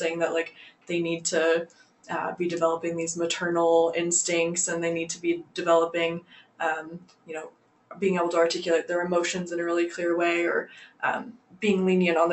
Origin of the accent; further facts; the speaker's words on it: Texas, United States; I grew up in Texas already.